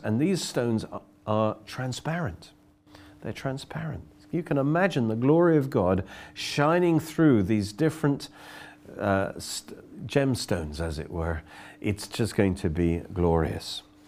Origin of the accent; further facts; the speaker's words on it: Oxford, South East England, United Kingdom; I come from Oxford